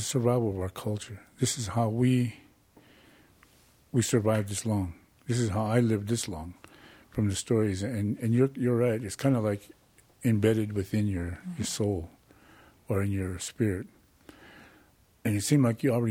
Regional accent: Rapid City, South Dakota, United States; also born or lived in Pine Ridge Indian Reservation, South Dakota; Up until I was probably about 5-6 years old, we moved to Rapid City, South Dakota.

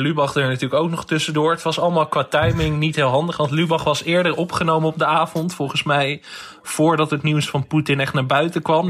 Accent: West Friesland, North Holland, Netherlands; ik kom uit West-Friesland, dus ik ben wel een beetje wind gewend.

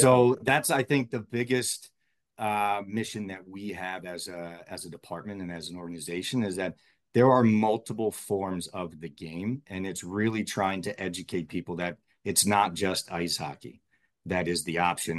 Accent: Maryland, United States; I grew up in Maryland

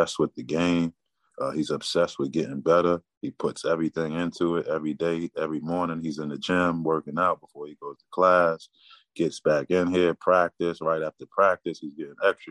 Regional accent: New York City, New York, United States; I'm from Queens.

